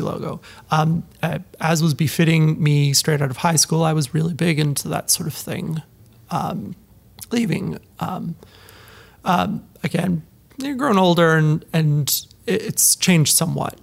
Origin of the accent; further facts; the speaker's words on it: Penticton, British Columbia, Canada; moved away as an adult; also born or lived in Ottawa, Ontario; now in Ontario, Canada; as a British Columbian living in Ontario